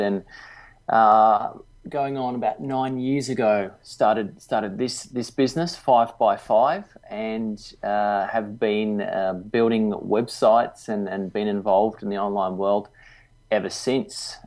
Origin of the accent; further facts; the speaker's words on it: Melbourne, Victoria, Australia; now in Gold Coast, Australia; I grew up down in Melbourne